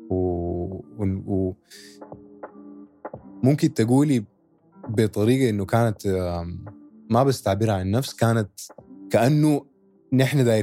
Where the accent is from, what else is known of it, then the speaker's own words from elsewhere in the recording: Sudan; now in United Arab Emirates; كان نحن ناس سودانيين اصحابنا سودانيين هنا في الامارات